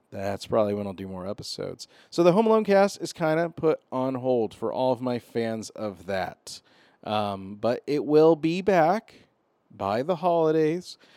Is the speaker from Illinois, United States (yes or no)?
no; Arizona, United States; I'm from Arizona